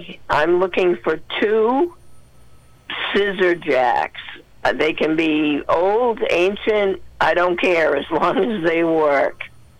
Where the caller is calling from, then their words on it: Rumford, Maine, United States; I am calling from Rumford.